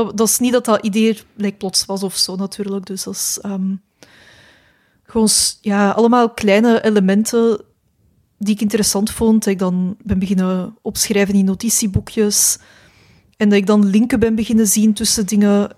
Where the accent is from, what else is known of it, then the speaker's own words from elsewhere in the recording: Mechelen, Flanders, Belgium; also born or lived in Jette; ik ben in Mechelen eh, opgegroeid